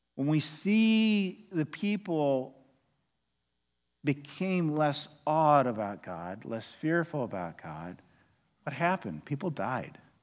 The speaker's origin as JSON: {"language": "English", "region": "Oklahoma", "country": "United States", "moved": "yes", "lives_now": "Arlington, United States", "said": "I'm from Oklahoma"}